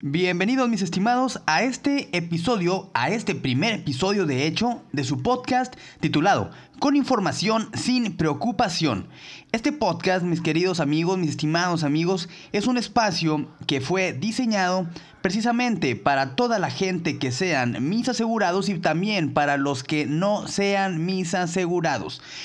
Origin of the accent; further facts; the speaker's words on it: Mexico; todos los que somos mexicanos